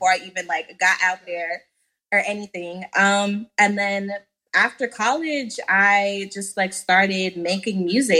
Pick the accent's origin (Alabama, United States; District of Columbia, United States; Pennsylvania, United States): District of Columbia, United States; Washington; I am currently residing in, and I am also from, born and bred from Washington, D.C.